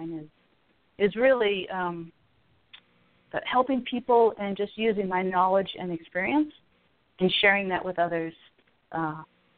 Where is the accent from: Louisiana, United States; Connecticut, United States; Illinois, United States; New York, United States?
Connecticut, United States; moved away; I'm originally from Connecticut